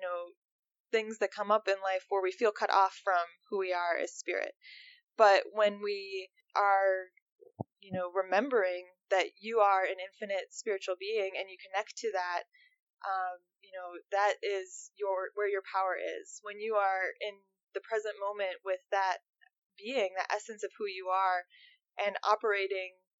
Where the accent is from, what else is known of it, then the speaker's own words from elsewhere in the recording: Minnesota, United States; I'm from Minnesota